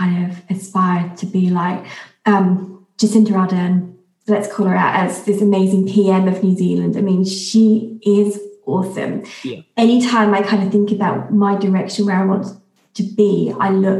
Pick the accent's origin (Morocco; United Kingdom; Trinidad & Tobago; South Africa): United Kingdom; London; moved away as an adult; also born or lived in Australia; Being a Londoner born and bred